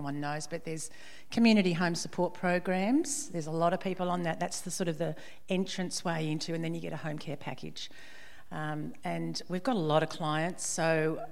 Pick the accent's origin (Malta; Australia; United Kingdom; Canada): Australia; Sydney, New South Wales; moved away as an adult; also born or lived in Parramatta / Lennox Head; originally I was born in Parramatta, down in Sydney, from Sydney originally, and grew up, my parents built a house at Forestville on the northern beaches in Sydney, and I grew up there